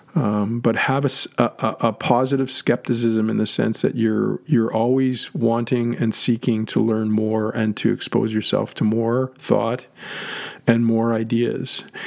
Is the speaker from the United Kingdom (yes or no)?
no; Canada; moved away; being Canadian born